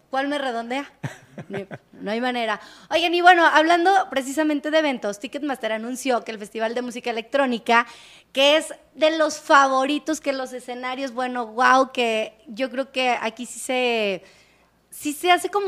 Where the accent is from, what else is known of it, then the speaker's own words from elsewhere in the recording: León, Guanajuato, Mexico; yo soy de León.